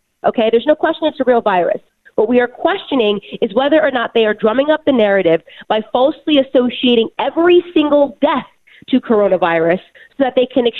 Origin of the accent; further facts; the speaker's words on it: Connecticut, United States; I just want to say I grew up in Connecticut. So I am Connecticut raised. And so incidentally, all of my family lives in Connecticut.